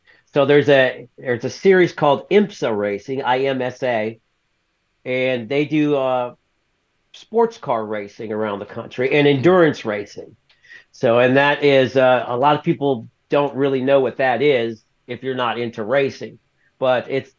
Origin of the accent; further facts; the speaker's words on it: the South, United States; I'm from the South, so I was raised in the South